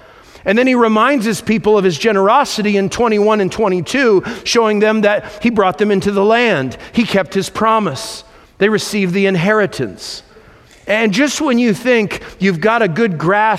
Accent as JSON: {"language": "English", "region": "California", "country": "United States", "said": "I'm from California"}